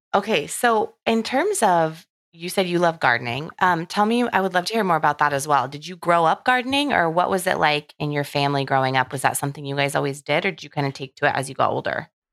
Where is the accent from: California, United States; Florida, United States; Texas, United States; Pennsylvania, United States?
California, United States; Southern; I'm from Southern California